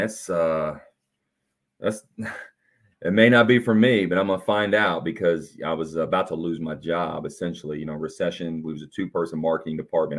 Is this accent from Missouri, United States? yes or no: no; Evansville, Indiana, United States; I'm from Evansville, Indiana, and grew up, you know, born in seventy-nine, man, grew up in the V H S era